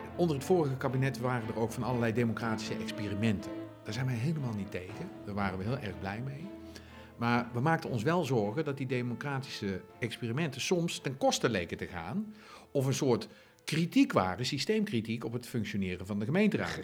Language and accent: Dutch; Zundert, North Brabant, Netherlands; in Zunder, de gemeente waar ik vandaan kom.